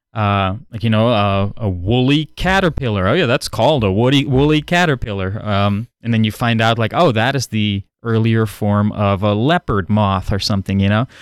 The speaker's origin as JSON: {"language": "English", "country": "Netherlands", "tie": "born or raised there", "first_language": "Dutch", "second_language": "English", "moved": "yes", "said": "growing up in the Netherlands, Dutch is my first language"}